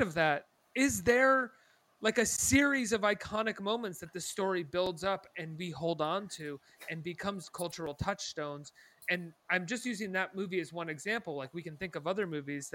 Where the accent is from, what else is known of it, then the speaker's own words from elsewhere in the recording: New York, United States; as a New Yorker